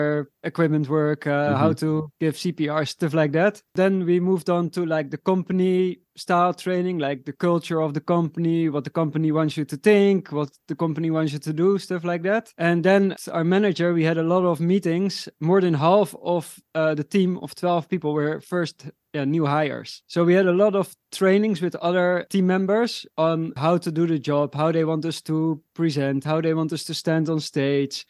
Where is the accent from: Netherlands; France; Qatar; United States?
Netherlands; I'm from the Netherlands. We don't have hierarchy at all